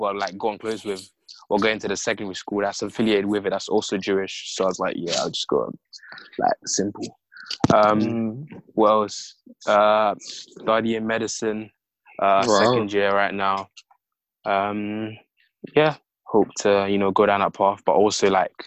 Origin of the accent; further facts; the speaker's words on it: London, United Kingdom; East London